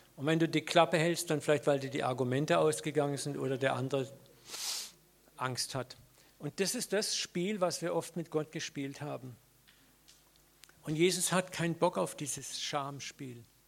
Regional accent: Germany; als Deutsche

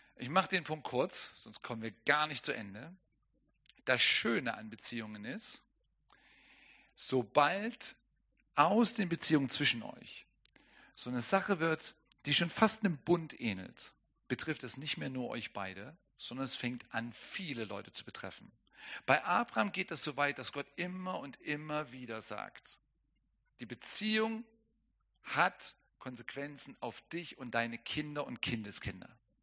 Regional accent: Germany; für mich als Deutscher

